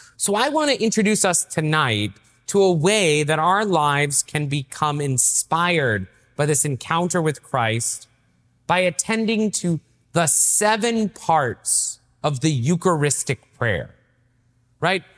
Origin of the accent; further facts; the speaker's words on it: East Tennessee, United States; moved away; also born or lived in Boston; I grew up in East Tennessee, right? And Uh, I lived in a little town called Merrillville